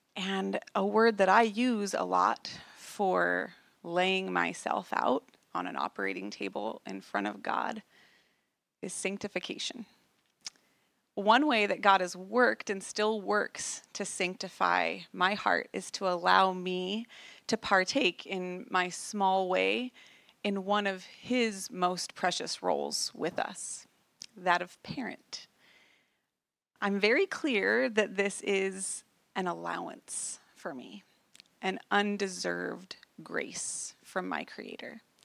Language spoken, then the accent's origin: English; Idaho Falls, Idaho, United States; moved away as an adult; We had just moved back to my hometown after Zach had finished his time in the military, and we moved back to Idaho Falls